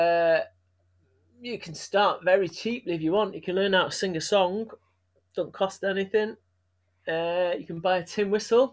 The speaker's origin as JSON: {"language": "English", "town": "Manchester", "region": "North West England", "country": "United Kingdom", "tie": "born or raised there", "said": "growing up in Manchester, stuff I talk about, being Irish and English, being both, being neither."}